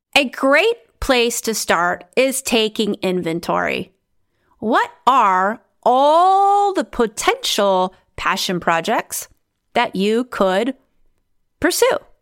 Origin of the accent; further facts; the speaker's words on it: United States; moved away as an adult; also born or lived in Romania; now in Netherlands; I'm originally from the United States